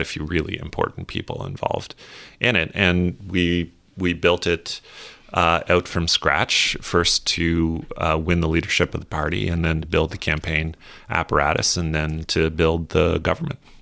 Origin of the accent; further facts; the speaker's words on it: Canada; as a Canadian, a Canadian citizen, a private Canadian citizen these days